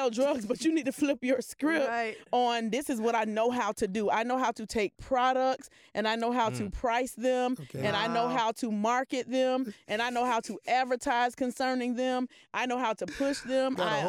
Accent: Polk County, Florida, United States; I'm from Polk County.

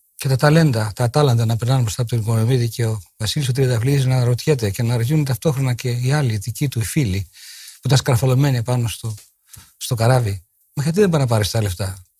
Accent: Kalamaria, Central Macedonia, Greece; Εγώ γεννήθηκα στην Καλαμαριά 7 Μαΐου 1940

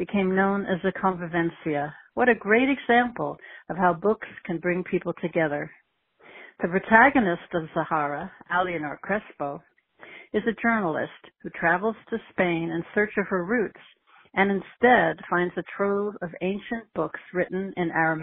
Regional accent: New York City, New York, United States; now in Seattle, United States; I grew up in the Southeast Bronx

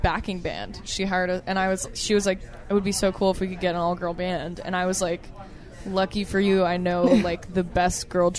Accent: Fairfield County, Connecticut, United States; I'm from Fairfield County, Connecticut.

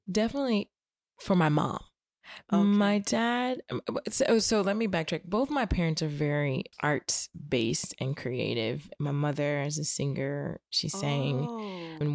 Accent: the South, United States; being growing up in the South definitely I was not blinded.

